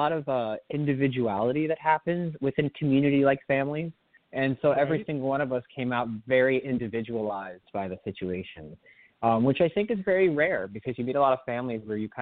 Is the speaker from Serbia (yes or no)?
no; Miami, Florida, United States; I grew up, originally I was born in Miami, Florida, which was a fun place to be.